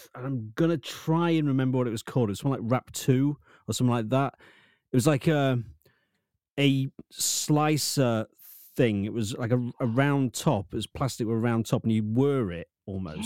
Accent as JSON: {"language": "English", "town": "Lincoln", "region": "East Midlands", "country": "United Kingdom", "said": "I'm from Lincoln"}